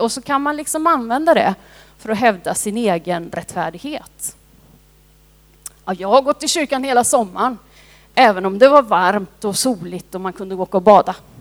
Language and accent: Swedish; Sweden; also born or lived in India; jag har varit svensk hela mitt liv men nu är jag också indisk medborgare